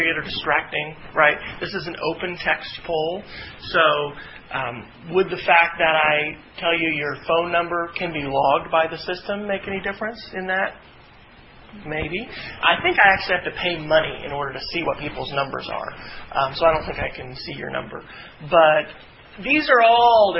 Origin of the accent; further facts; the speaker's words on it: Kansas, United States; moved away; I grew up in Kansas. That's where my hometown is